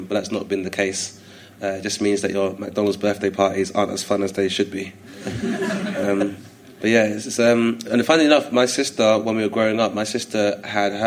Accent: London, United Kingdom; growing up in Hither Green because it kind of borders Kent as well as Lewisham. So it's in the London Borough of Lewisham

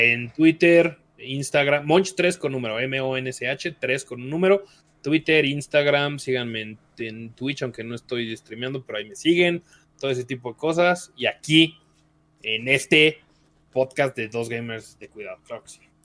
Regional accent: Mexico City, Mexico; Yo soy del DF, no soy de Monterrey

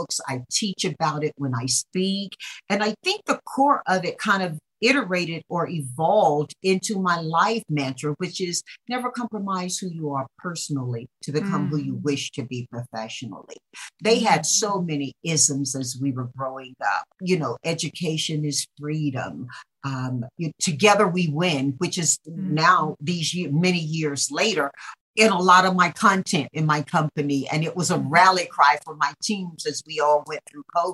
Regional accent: North Carolina, United States; now in California, United States; I am from North Carolina

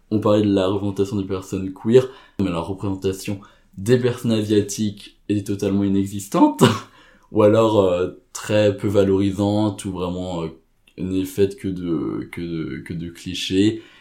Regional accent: Cambodia; je dépend de dire oui, je suis asiatique, je viens du Cambodge.

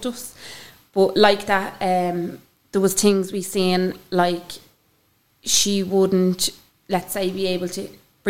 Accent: Dublin, Leinster, Ireland; Growing up in Ballymun was, for me, I think I had an amazing childhood

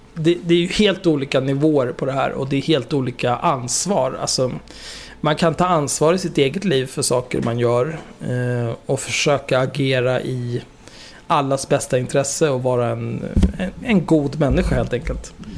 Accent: Stockholm, Stockholm County, Sweden; där jag växte upp, eh, Lundagatan 50, vid Zinkensdamm

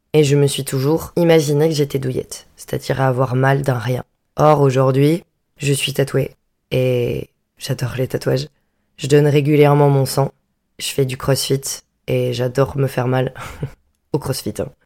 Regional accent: Vendée, Pays de la Loire, France; moved away as an adult; also born or lived in Bordeaux; je viens de Vendée

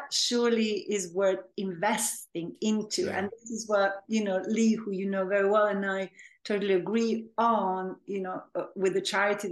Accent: Serbia; also born or lived in Belgrade; now in London, United Kingdom; So I was born and raised in Serbia, which at that time was a different country. It was called Yugoslavia

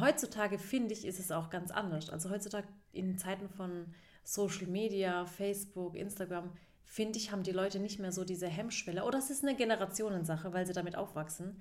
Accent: Baden-Württemberg, Germany; … und ich, wir sind ja beide aus Baden, mhm. zwei mhm. Badenerinnen

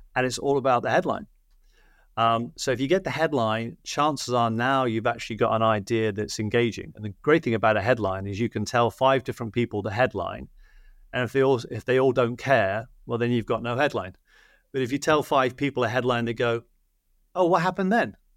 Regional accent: United Kingdom; now in Los Angeles, United States; I'm British in Hollywood

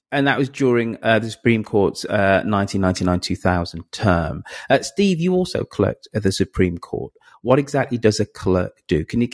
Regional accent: United Kingdom; I'm the Brit here.

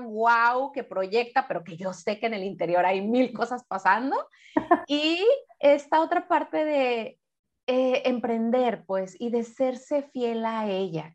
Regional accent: Guadalajara, Jalisco, Mexico; moved away; ella y yo pues nacimos en Guadalajara

